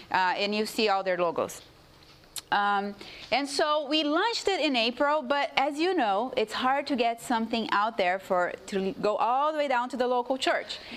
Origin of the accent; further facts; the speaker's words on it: Brazil; English is a second language; now in United States; You know, I come from a division, I'm from Brazil originally.